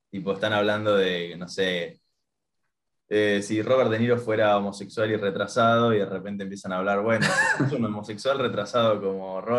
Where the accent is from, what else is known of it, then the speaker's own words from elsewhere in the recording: Paraguay; born there; Yo, nací en Paraguay, claro.